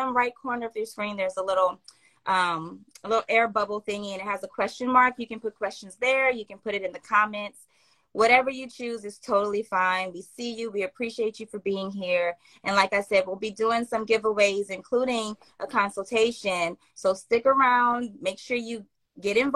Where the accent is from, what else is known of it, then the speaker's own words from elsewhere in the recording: Louisiana, United States; my home state